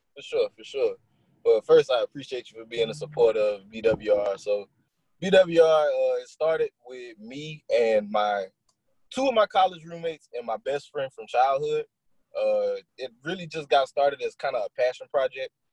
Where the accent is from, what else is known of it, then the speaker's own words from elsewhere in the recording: Lawtell, Louisiana, United States; I'm from Louisiana. I'm uh I'm from Lawtell, Louisiana.